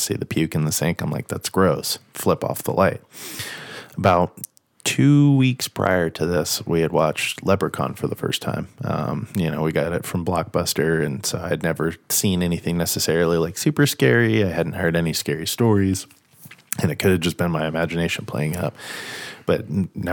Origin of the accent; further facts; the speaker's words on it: Rancho Cucamonga, California, United States; I was born in California, and most of my younger years I lived in Rancho Cucamonga